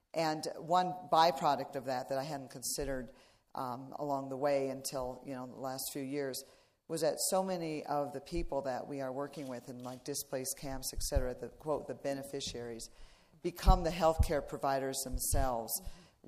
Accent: Iowa, United States; I was raised in Iowa

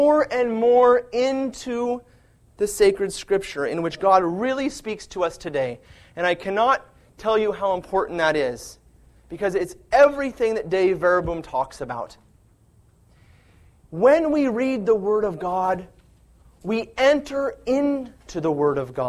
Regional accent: California, United States; I'm from California, and we don't have fall in California. But in the summertime, the fields turn golden brown. I can see that with my eyes because I grew up with it

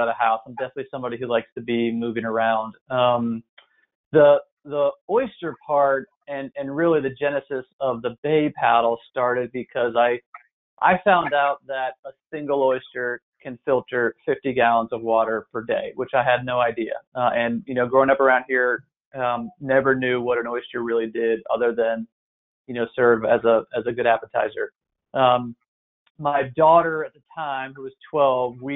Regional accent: Annapolis, Maryland, United States; also born or lived in Washington, D.C. / Baltimore; I grew up in Annapolis, have pretty much lived here my whole life.

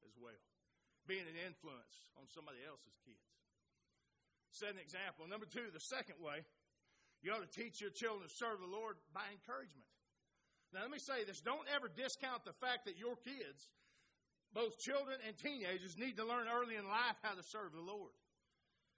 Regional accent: Oklahoma, United States; those of us from Oklahoma

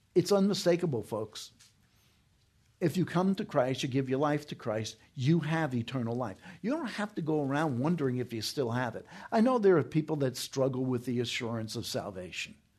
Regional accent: New York, United States; moved away; When I was growing up in New York, we had a Cardinal, Cardinal John O'Connor.

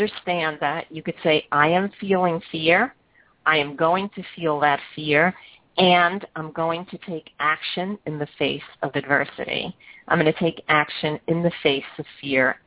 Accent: New York City, New York, United States; moved away; I grew up in Brooklyn, everyone just took their chairs outside and sat on the sidewalk

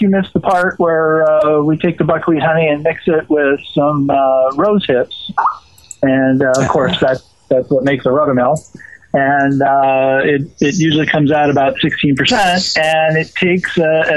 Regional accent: Southeast Washington, United States; I grew up in Eastern Washington, down in Southeast Washington, amongst all the wheat farms and the buckwheat farms and the like

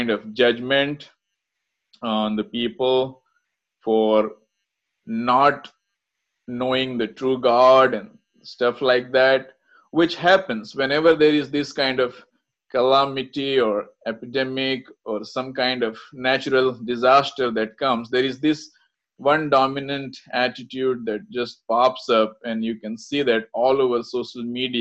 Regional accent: India; I'm from India

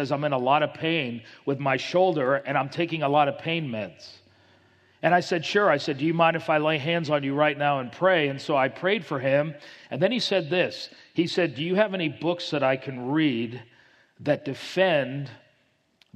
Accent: Miami, Florida, United States; I grew up in Miami, Florida

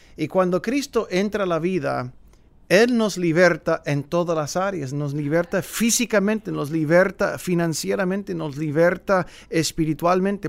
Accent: San Fernando Valley, Los Angeles / Big Bear, California, United States; also born or lived in Woodland Hills, California; A la edad de 11, 12 años nos mudamos del Valle de San Fernando de Los Ángeles al pueblo de Oso Grande, en otras palabras se llama en inglés Big Bear, pero Oso Grande, y ahí fui a la a la escuela, la secundaria y luego la preparatoria

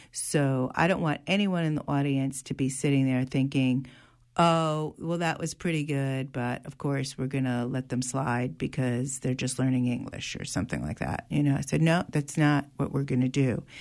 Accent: New Haven, Connecticut, United States; also born or lived in Sunnyside, Queens, New York; now in New York, United States; I was born in New Haven. I live in Sunnyside, Queens

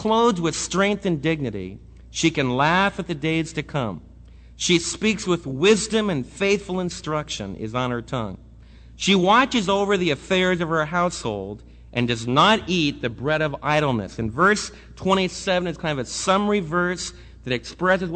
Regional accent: New York, United States; I was raised right near New York City

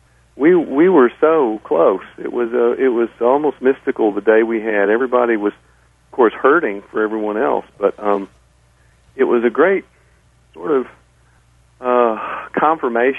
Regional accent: Nashville, Tennessee, United States; I grew up in Nashville.

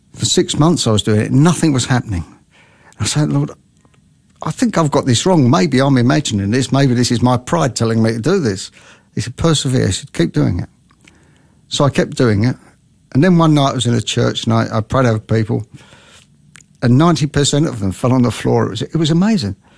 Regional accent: London, United Kingdom; now in Australia; I was brought up in London

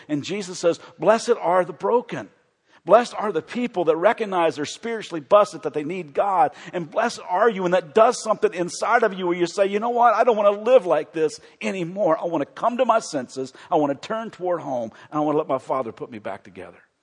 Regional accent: Kentucky, United States; also born or lived in Chicago; I am from Kentucky

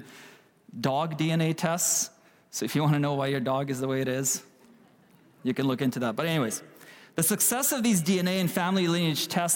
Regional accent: Kyiv, Ukraine; now in Canada; I was born in Ukraine, in Kiev, in the capital of Ukraine

